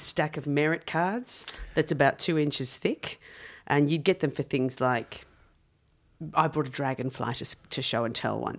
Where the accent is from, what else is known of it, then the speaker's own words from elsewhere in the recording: Wagga Wagga, New South Wales, Australia; I grew up in Wagga Wagga.